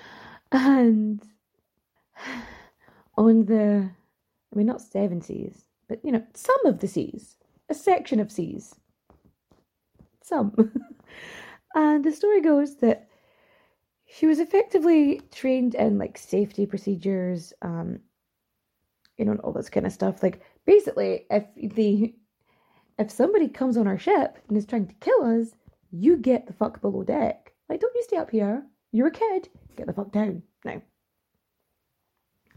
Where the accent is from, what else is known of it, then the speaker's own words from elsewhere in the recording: Ireland; accent: Irish; my accent is a little too Irish for it